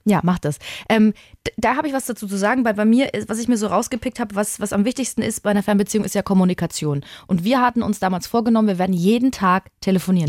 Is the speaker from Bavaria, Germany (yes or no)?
yes; Würzburg, Bavaria, Germany; ich habe in Würzburg gewohnt am Anfang der Beziehung, also ist meine Heimatstadt